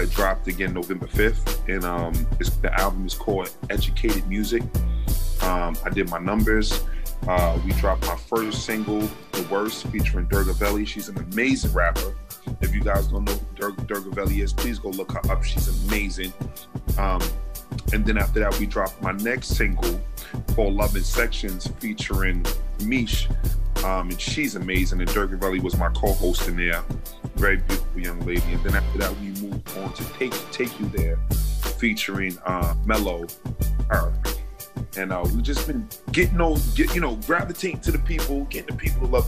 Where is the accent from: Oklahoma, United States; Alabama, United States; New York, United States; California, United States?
New York, United States; New York City; moved away as an adult; also born or lived in Long Island, New York; now in New Jersey, United States; Originally from Brooklyn, New York, born and raised, lived my whole life out there